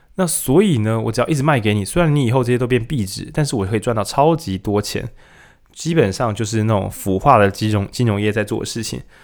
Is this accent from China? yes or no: no; Lukang, Changhua County, Taiwan; 我从鹿港来